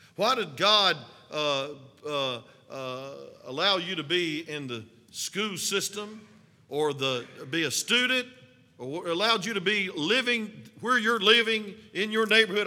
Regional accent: North Georgia, United States; accent: hillbilly; some of us, hillbillies from the mountains of North Georgia. So they were making fun of my accent in Alaska

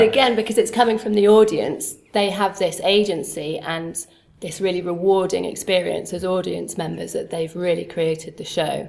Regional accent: Sheffield, Yorkshire and the Humber, United Kingdom; moved away; also born or lived in London; I'm from Sheffield, grew up in Sheffield

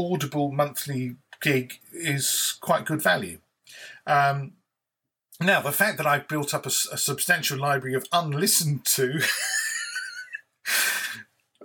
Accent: United Kingdom; I'm British

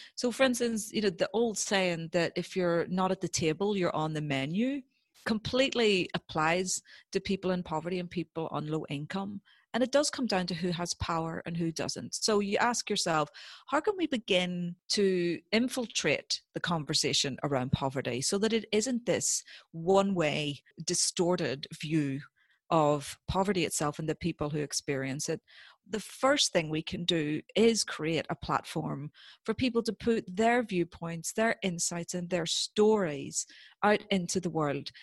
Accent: Northern Ireland, United Kingdom; growing up in Northern Ireland during the Troubles

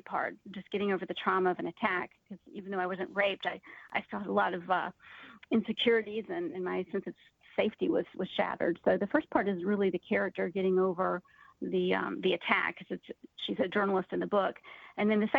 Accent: Atlanta, Georgia, United States; I'm from Atlanta

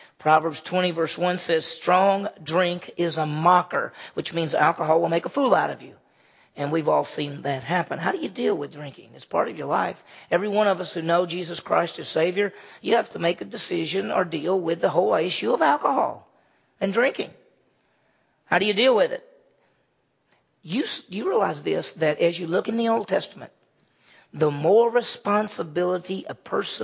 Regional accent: Mississippi, United States; moved away; I grew up in Mississippi.

